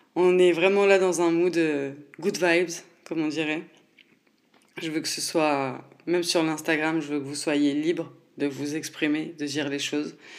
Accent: Nancy, Grand Est, France; je viens de Nancy

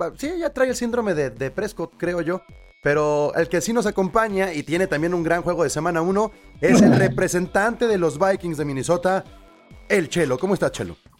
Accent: Mexico; nosotros como mexicanos

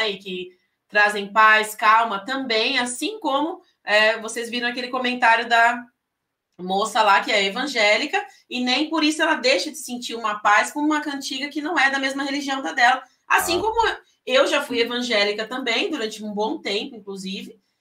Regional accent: São Vicente, São Paulo, Brazil; now in São José, Brazil; Eu sou paulista, é, paulista. sou de São Vicente, São Paulo, é o litoral de São Paulo.

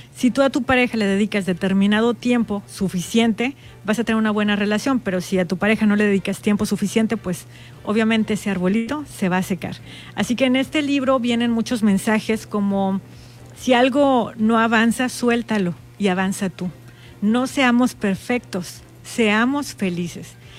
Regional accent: Baja California Sur, Mexico; las sudcalifornianas y las mexicanas

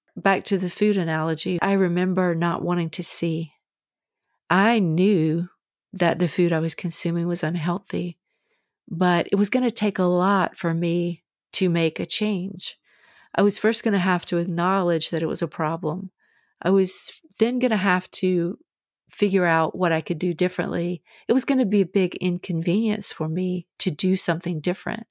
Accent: the South, United States; When I was a kid growing up in the South

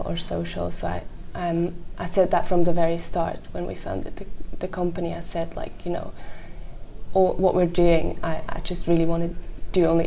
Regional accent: Switzerland; moved away as an adult; now in Edinburgh, United Kingdom; I'm Swiss.

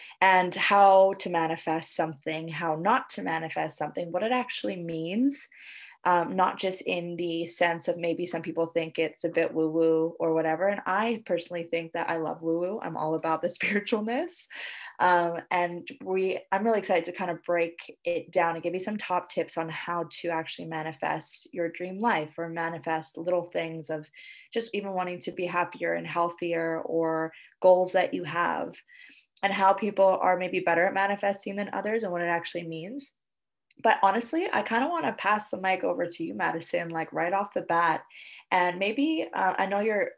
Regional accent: Canada; now in Indonesia

